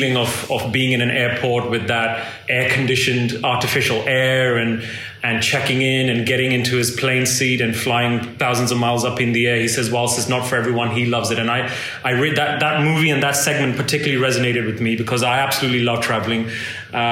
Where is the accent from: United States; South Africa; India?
India; moved away; India holds a special place for me in my heart. That's my home country